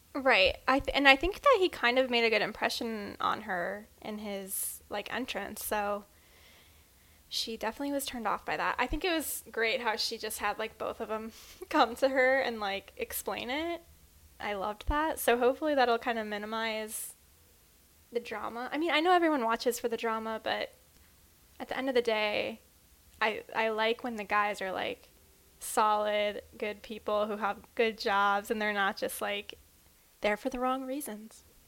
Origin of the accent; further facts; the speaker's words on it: Midwest, United States; we're from the Midwest